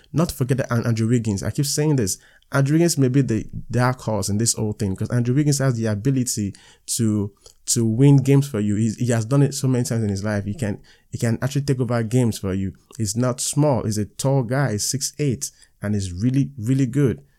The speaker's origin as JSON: {"language": "English", "country": "Nigeria", "said": "I'm a Nigerian"}